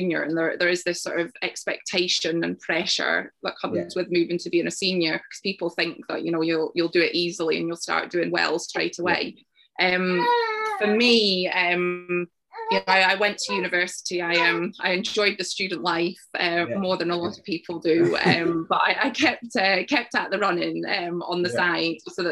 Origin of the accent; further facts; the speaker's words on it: Isle of Arran, Scotland, United Kingdom; I grew up on the Isle of Arran, and every year they had a sports day with all the primary schools taking part in the summer.